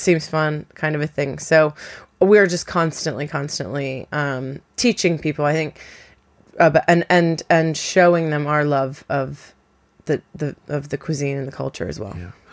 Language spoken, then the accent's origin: English; Florida, United States; moved away as an adult; now in London, United Kingdom; I am American. I'm from Florida